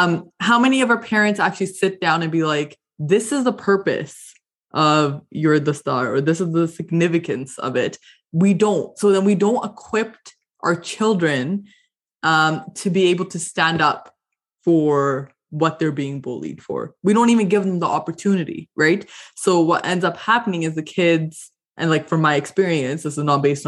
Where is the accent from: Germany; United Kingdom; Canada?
Canada; as a South Asian growing up in Canada, you have a bit of an identity crisis, right?